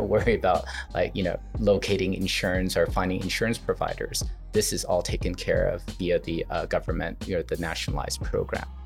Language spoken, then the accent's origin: English; United States; now in Taiwan; I'm Taiwanese American, and I've been here 25 years